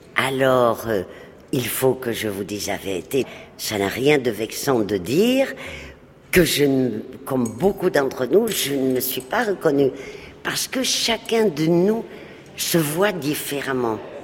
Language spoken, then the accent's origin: French; Madrid, Community of Madrid, Spain; de mon enfance à Madrid